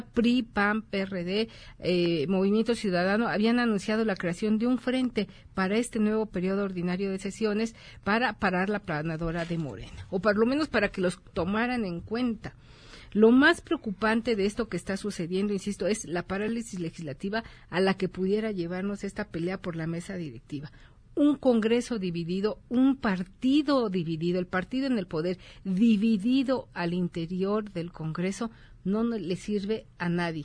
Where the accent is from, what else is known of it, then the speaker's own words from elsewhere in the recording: Mexico; como mexicanos